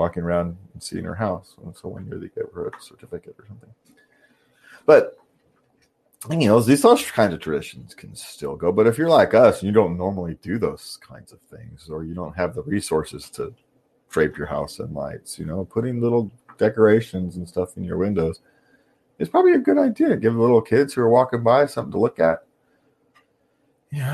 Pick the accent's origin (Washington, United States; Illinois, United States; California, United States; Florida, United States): California, United States; we're from California.